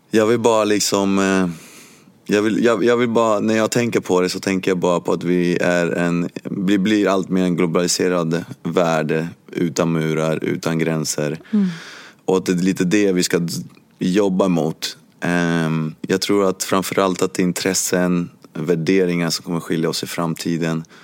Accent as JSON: {"language": "Swedish", "country": "Cuba", "lives_now": "Sweden", "said": "Ja, jag kommer från Kuba. Och jag hade alltid känt mig som eh, kuban. Eh, men att jag bodde i Sverige"}